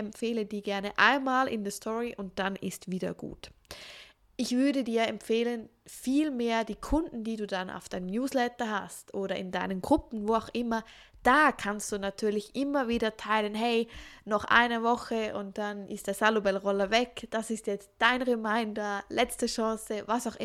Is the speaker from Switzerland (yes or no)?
yes; Switzerland; Ich bin …, ich bin doTERRA-Beraterin hier in der Schweiz, ich bin auch aus der Schweiz